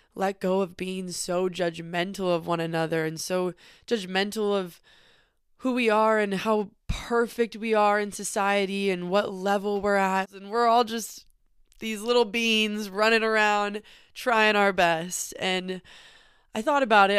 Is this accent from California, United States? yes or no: yes; northern California, United States; also born or lived in Los Angeles; we drove 6 hours back to my hometown in northern California